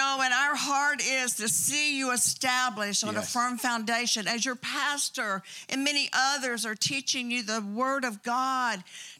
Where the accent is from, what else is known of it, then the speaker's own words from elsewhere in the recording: Bartow, Florida, United States; born there; Do I sound real Southern? Because I was born in Bartow, Florida.